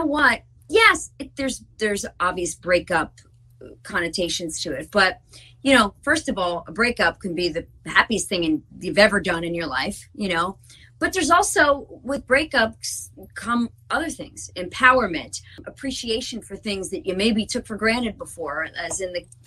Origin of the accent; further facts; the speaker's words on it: New Jersey, United States; We're from Jersey